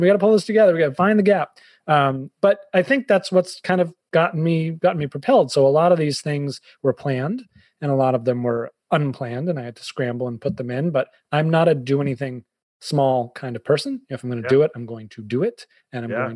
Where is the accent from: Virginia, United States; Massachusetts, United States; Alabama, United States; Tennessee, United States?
Massachusetts, United States; Boston; also born or lived in New York / Fairfield County, Connecticut; now in Connecticut, United States; I'm a Bostonian